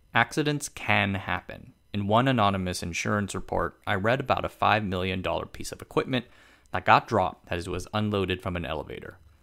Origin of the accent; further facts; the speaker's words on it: Tainan, Taiwan; my hometown of Tainan